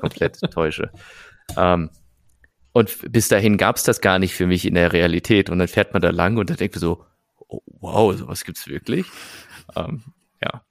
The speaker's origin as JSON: {"language": "German", "town": "Nettetal", "region": "North Rhine-Westphalia", "country": "Germany", "tie": "born or raised there", "moved": "yes", "said": "ich komme ja aus der Nähe von Fenlo, also aber noch deutsche Seite"}